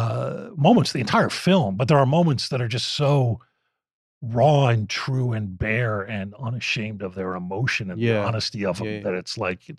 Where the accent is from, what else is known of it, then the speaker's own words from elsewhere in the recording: Philadelphia, Pennsylvania, United States; moved away; Cause I grew up in Philadelphia.